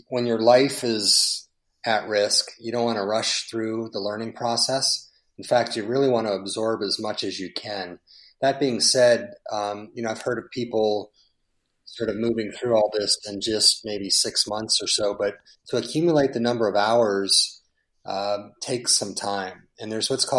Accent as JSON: {"language": "English", "town": "San Diego", "region": "California", "country": "United States", "tie": "born or raised there", "said": "San Diego, my hometown"}